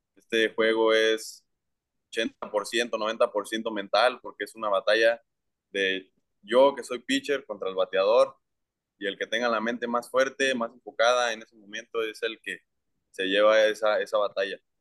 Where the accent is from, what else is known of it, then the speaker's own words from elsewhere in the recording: Durango, Mexico; tengo 16 años, soy de Durango y soy prospecto de los marineros de Seattle